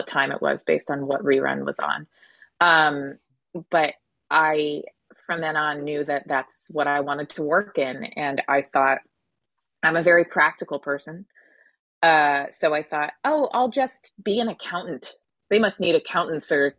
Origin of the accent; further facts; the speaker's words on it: Connecticut, United States; I'm from Connecticut.